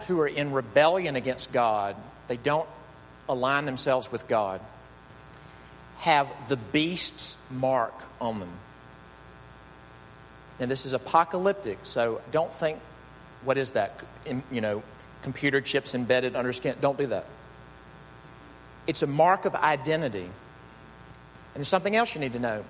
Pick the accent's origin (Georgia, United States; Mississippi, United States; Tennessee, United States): Mississippi, United States; moved away; growing up in Mississippi